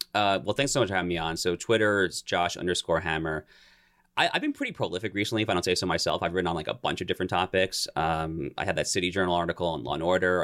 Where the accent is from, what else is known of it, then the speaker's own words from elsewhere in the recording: New York area, United States; moved away; I'm originally from the New York area